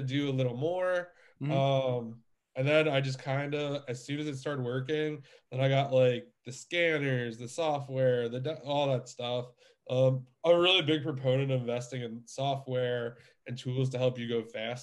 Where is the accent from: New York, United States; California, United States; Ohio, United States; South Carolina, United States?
New York, United States; now in Pennsylvania, United States; I'm originally from New York. I live in Pennsylvania now